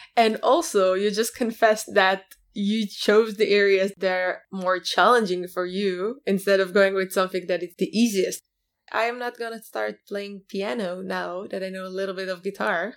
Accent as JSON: {"language": "English", "country": "Israel", "said": "I come from Israel, a startup nation."}